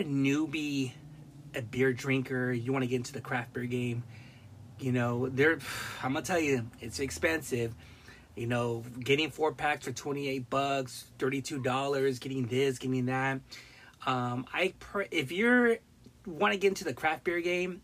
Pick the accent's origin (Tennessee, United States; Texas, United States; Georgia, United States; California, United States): California, United States; Long Beach; moved away; also born or lived in Modesto, California / Central Valley, California / Bay Area, California; from Long Beach, but I grew up in the Harbor area, Wilmington, Carson, San Pedro, Long Beach, and I used to live like almost half my life in Northern California, Central Valley